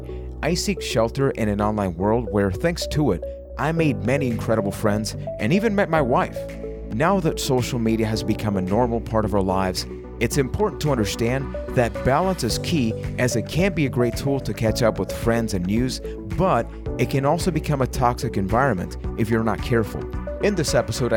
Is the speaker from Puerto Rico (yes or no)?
yes; Puerto Rico; English is a second language; I am from Puerto Rico